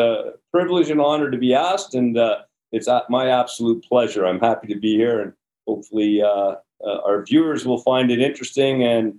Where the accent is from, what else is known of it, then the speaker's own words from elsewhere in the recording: Sudbury, Ontario, Canada; So I grew up in Sudbury, Ontario.